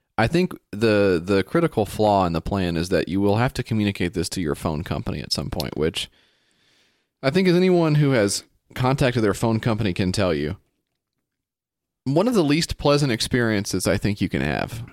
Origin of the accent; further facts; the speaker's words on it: United States; me as an American guy